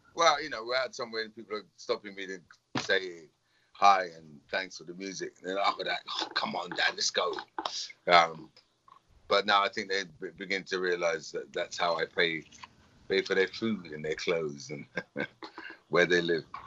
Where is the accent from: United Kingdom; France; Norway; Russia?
United Kingdom; England; being English as well. Living in England